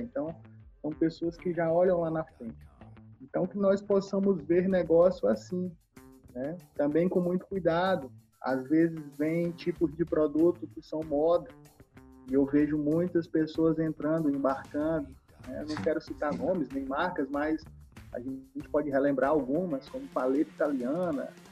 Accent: Maranhão, Brazil; sendo maranhense, né, estando no Nordeste, estando no, no nosso estado

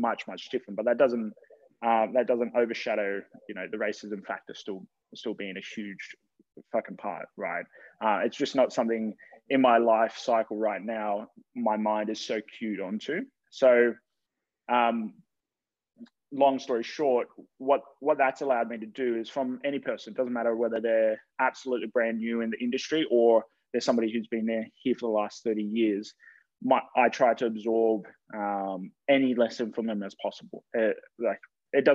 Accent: Campbelltown, New South Wales, Australia; also born or lived in Canberra; When I grew up there, when my parents moved us there, when I think it was 10 years old

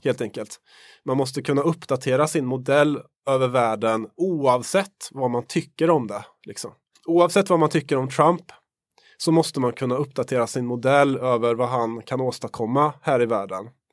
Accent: Värmland, Sweden; Jag kommer ju från Värmland

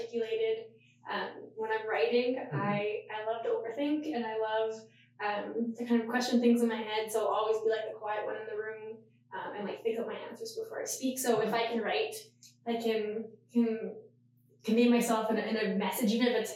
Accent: Yellowknife, Northwest Territories, Canada; I'm actually born and raised in Yellowknife. So way up in the north of the territories

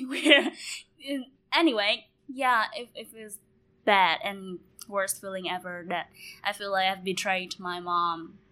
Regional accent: Ho Chi Minh City, Vietnam; born and raised here.

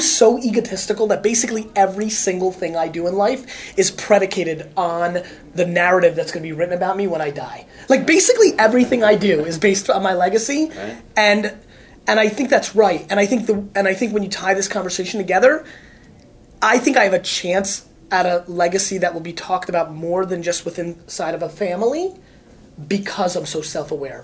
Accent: United States; also born or lived in Russia; I grew up in America

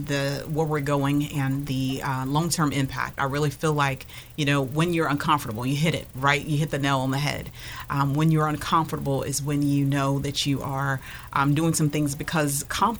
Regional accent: North Carolina, United States; unlike the rest of us, we came from North Carolina. So we don't have a problem with letting go.

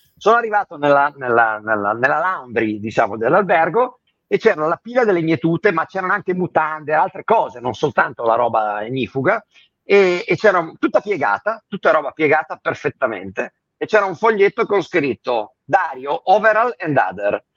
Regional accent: Ventimiglia, Liguria, Italy; also born or lived in hinterland of Imperia; io sono di Ventimiglia, comunque Sanremo, cioè noi abbiamo passato l'infanzia

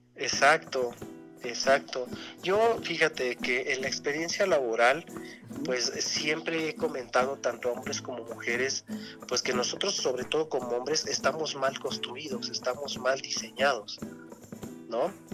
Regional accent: Mexico; nosotros como mexicanos

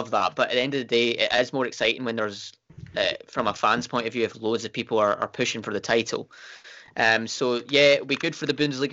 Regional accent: Scotland, United Kingdom; we're from Scotland

